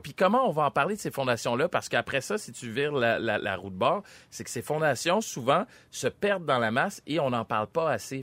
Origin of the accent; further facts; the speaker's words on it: Montreal, Quebec, Canada; je suis un fier Montréalais, je suis né à Montréal